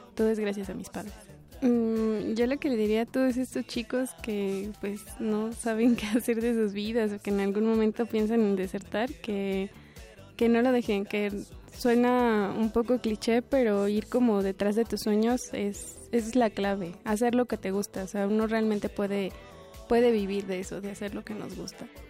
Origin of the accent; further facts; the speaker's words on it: Tezontepec de Aldama, Hidalgo, Mexico; nací en Tezantepec de Aldama, en el estado de Hidalgo, el 30 de junio de 1992